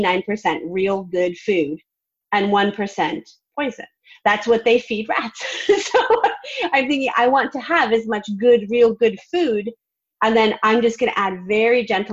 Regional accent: Vermont, United States; now in Nashville, United States; I'm from Vermont

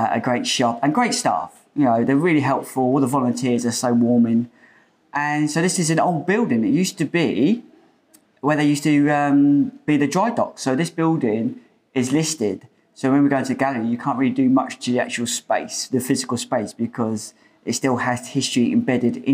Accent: Portsmouth, South East England, United Kingdom; We're from Portsmouth

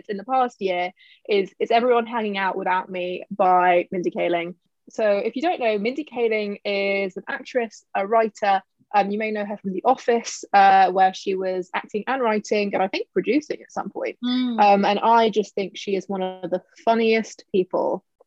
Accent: London, United Kingdom; I'm half Indian, she's fully Indian, she's also American, which I feel like is quite different growing up in sort of the suburbs of London, HA6.

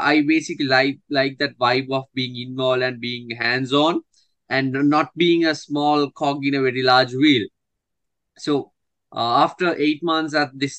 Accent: Sri Lanka; growing up in Sri Lanka

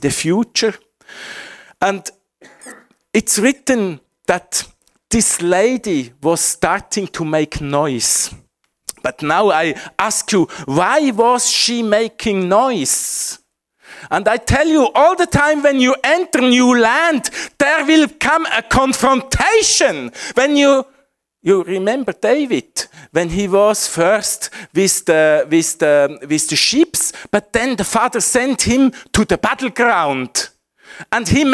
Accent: Switzerland; English is a second language; my home country, Switzerland.

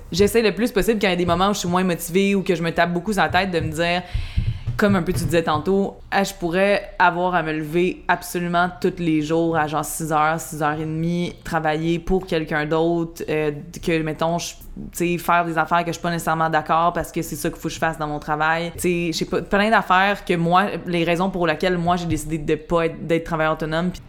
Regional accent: Montreal, Quebec, Canada; born, à Montréal, dans Rosemont.

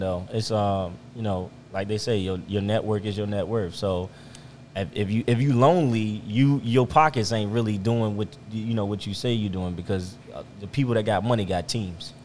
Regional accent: Richmond, Virginia, United States; also born or lived in Chesterfield, Virginia; I'm from Richmond, Virginia. Uh, born and raised

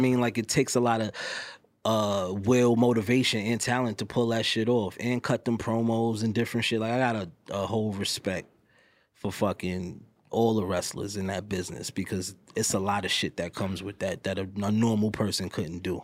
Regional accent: New York City, New York, United States; I'm from New York, I'm from New York City

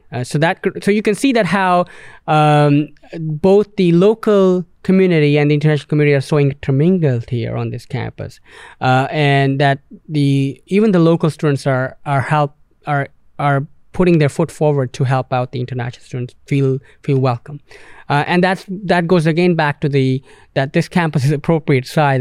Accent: Canada; moved away; being from English-speaking country, Canada

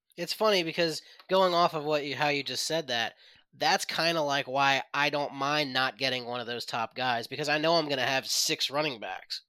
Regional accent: Philadelphia area, Pennsylvania, United States; I'm from the Philly area

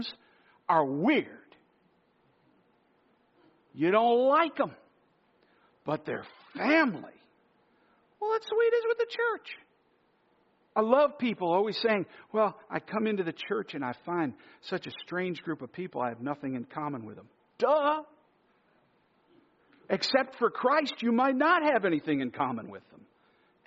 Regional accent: New Yorkers, United States; New Yorkers, we all try to hide our identity

